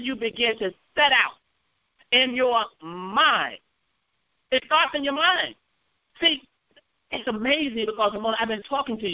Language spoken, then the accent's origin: English; North Carolina, United States; I'm from North Carolina.